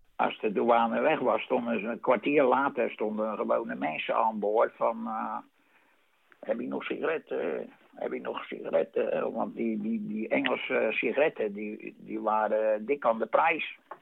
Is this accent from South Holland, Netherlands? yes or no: yes; Vlaardingen, South Holland, Netherlands; ik kom uit Vlaardingen, dat is officieel